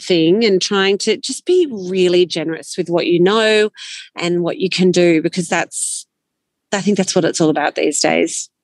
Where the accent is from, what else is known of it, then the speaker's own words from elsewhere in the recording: Sydney, New South Wales, Australia; also born or lived in Canberra / Northern Italy; now in Orange, Australia; I grew up in Sydney